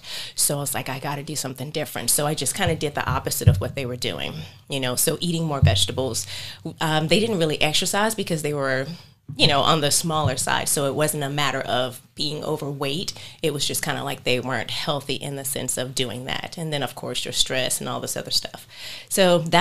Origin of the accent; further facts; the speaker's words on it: Hampton, Virginia, United States; now in North Carolina, United States; I am from Hampton, Virginia.